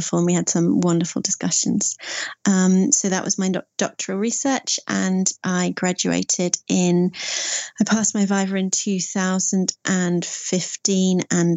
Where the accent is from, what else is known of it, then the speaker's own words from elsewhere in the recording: Sussex, South East England, United Kingdom; also born or lived in Scotland / Norfolk / Prague, Czech Republic; I am from Sussex. I'm a Sussex-based storyteller.